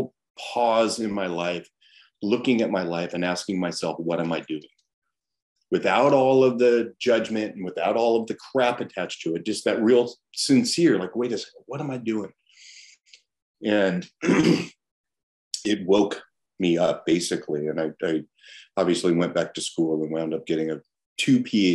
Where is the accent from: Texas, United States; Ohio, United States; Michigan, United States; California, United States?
California, United States; Los Angeles; I grew up in Los Angeles, you know, born in 68